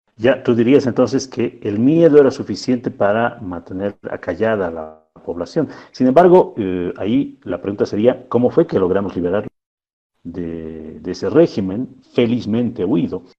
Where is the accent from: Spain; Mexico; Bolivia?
Bolivia